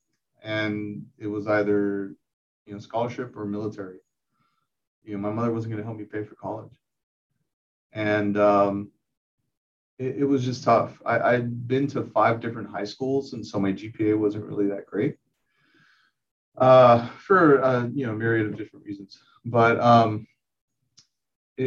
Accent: South Texas, United States; also born or lived in San Antonio; I was born and raised in South Texas, right on the border of Mexico

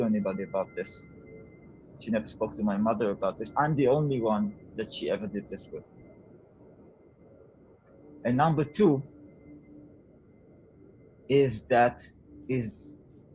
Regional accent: Israel; moved away as an adult; now in Portugal; I'm a songwriter, Israeli-Hungarian. I grew up in Israel, and now I'm living in Portugal

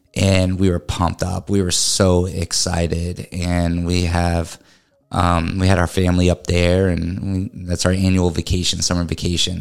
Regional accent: New England, United States; now in Florida, United States; I'm from New England. I'm used to you know hills and learning how to drive up a hill

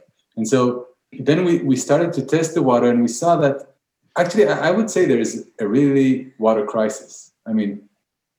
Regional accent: Israel; we're from Israel. We live really on the seaside

